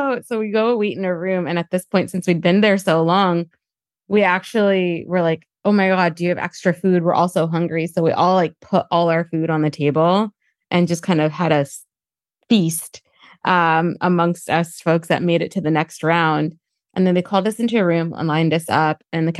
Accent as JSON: {"language": "English", "region": "New Jersey", "country": "United States", "said": "I know I'm from Jersey"}